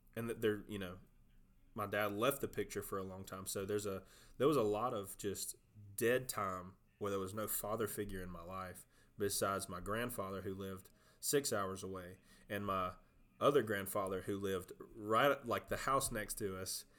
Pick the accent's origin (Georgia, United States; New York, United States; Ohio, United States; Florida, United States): Georgia, United States; South; I'm from South Georgia, just as, just like you are, grew up on the same place